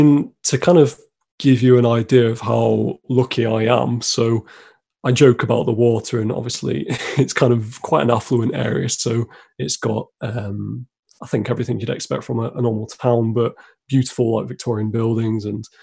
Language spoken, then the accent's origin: English; Harrogate, Yorkshire and the Humber, United Kingdom; called Harrogate in North Yorkshire in England. And it's actually where I'm still based.